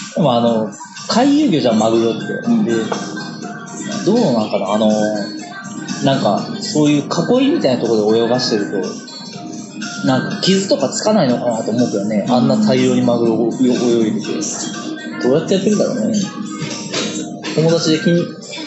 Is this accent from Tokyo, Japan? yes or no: no; Kitakyushu, Fukuoka, Japan; moved away; 俺地元福岡だからさ、福岡の北九州ってとこなんだけど